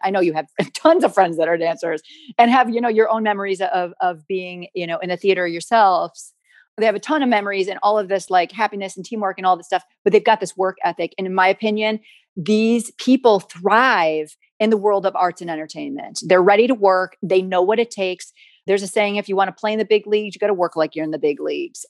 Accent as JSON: {"language": "English", "country": "United States", "said": "I'm from the States and primarily my career has been in the States"}